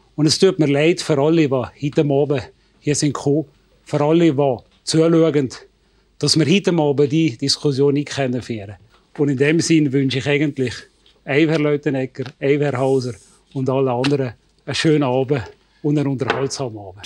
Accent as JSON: {"language": "German", "country": "Switzerland", "said": "Bei uns in der Schweiz"}